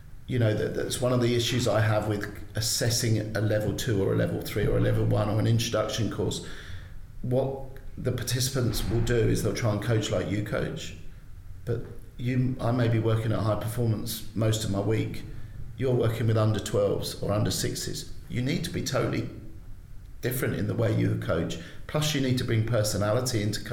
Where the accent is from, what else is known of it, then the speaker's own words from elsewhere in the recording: London, United Kingdom; now in Ireland; I grew up in South London, was, you know, not the easiest place to grow up in.